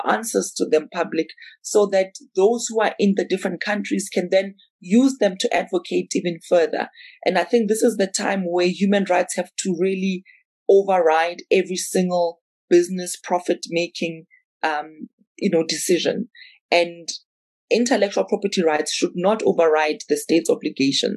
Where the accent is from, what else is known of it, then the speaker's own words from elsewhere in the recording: South Africa; I'm South African